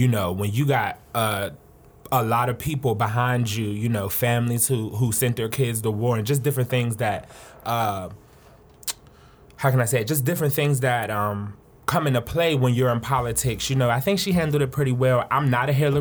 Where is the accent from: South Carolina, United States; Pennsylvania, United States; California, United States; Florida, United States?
Pennsylvania, United States; Pittsburgh; I'm from Pittsburgh, Pennsylvania, and we have a lot of river